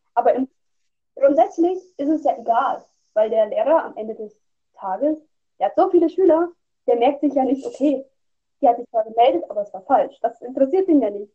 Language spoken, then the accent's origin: German; Hesse, Germany; Und ich komme aus Deutschland, also aus Hessen, also im Bundesland Hessen